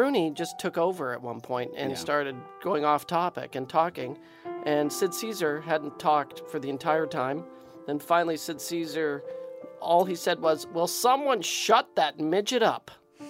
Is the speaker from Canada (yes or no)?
yes; Canada; We are Canadian.